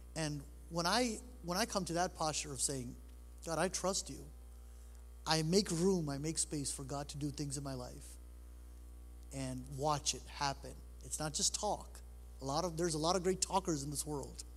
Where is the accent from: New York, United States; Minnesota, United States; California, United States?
New York, United States; New York City; now in Michigan, United States; I was born in New York City. Uh, I've been in Michigan now for 25 years